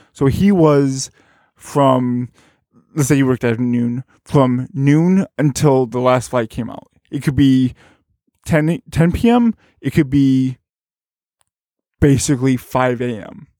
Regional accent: Berwyn, Illinois, United States; also born or lived in Carbondale, Illinois; I am from, uh, Bern, Illinois, which is, uh, just outside of Chicago.

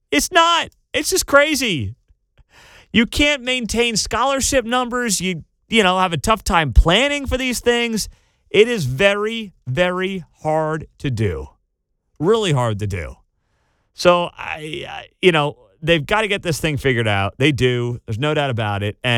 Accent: Texas, United States; I'm going to go back to OU. I'm from Texas. I'm going to be closer to home

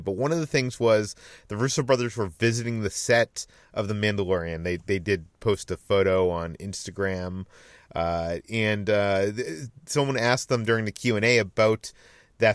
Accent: Massachusetts, United States; whereas where I'm from Massachusetts, like, you know, it was insane winters every winter and nothing.

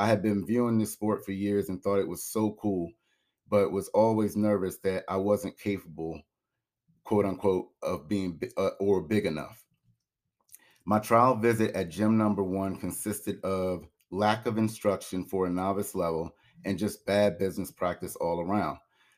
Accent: Maryland, United States; I decided to have a celebration of life for my brother Curtis back where I grew up in Maryland.

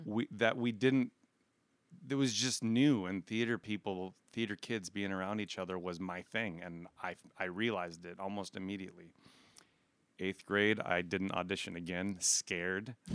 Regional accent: Aberdeen, South Dakota, United States; I grew up in Aberdeen, South Dakota

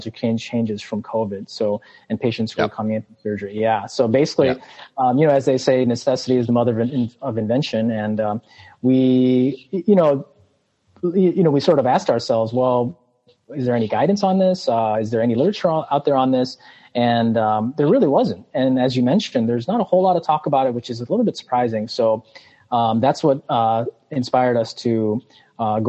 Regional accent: Chicago, Illinois, United States; moved away as an adult; now in Palo Alto, United States; I'm originally from Chicago, born and raised

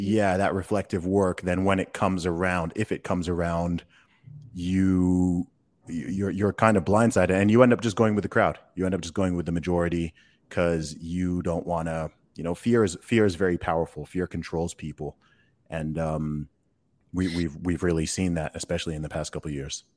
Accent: England, United Kingdom; I, I'm from England

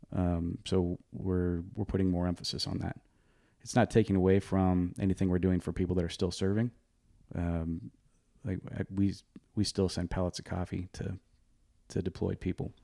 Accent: Oregon, United States; I'm from Oregon.

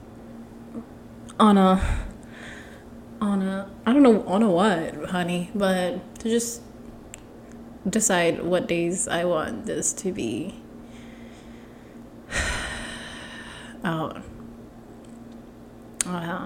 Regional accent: Ethiopia; I'm from Ethiopia

